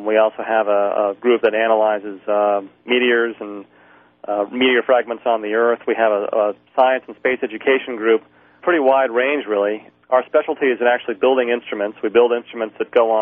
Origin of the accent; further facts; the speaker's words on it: San Francisco, California, United States; Born and raised in San Francisco, went to UC Berkeley for physics undergrad and graduate.